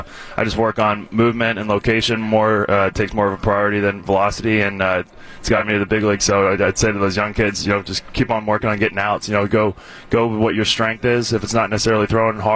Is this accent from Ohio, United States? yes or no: yes; Cincinnati, Ohio, United States; now in Milwaukee, United States; I'm from Cincinnati originally